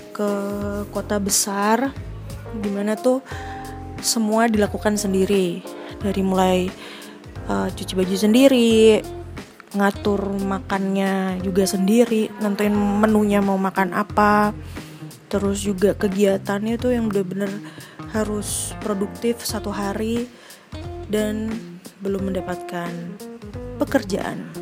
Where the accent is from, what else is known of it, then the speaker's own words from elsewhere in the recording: Magelang, Central Java, Indonesia; also born or lived in Jakarta; jadi aku memang lahir di Jakarta tapi besar dan berkembang berkembang secara fisik dan juga pola pikirnya mindsetnya di Magelang, sebuah kota kecil yang dikenal sebagai kota Taru